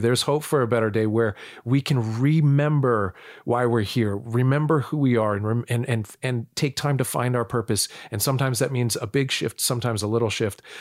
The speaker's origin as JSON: {"language": "English", "country": "United States", "tie": "born or raised there", "also_born_or_lived": "North Dakota / Illinois / Florida", "said": "I was born in North Dakota. I, I was raised, um, in Illinois and Florida"}